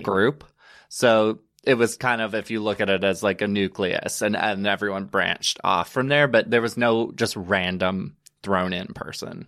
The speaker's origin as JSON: {"language": "English", "region": "Alabama", "country": "United States", "tie": "born or raised there", "also_born_or_lived": "Chattanooga, Tennessee", "moved": "as an adult", "lives_now": "New York, United States", "said": "I am originally from Private, Alabama, which is a small little town. Um, grew up there, born and raised"}